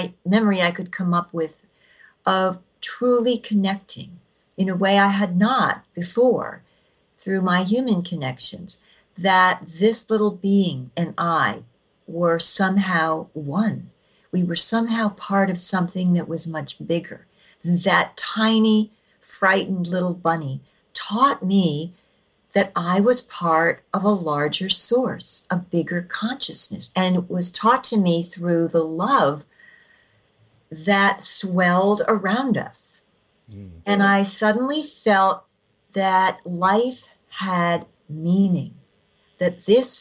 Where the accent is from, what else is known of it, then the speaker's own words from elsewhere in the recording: New Jersey, United States; I grew up in New Jersey